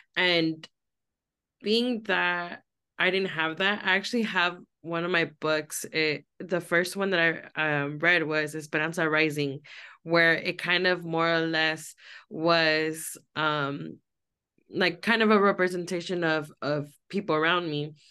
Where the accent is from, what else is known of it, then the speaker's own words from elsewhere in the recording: Los Angeles, California, United States; I grew up in Los Angeles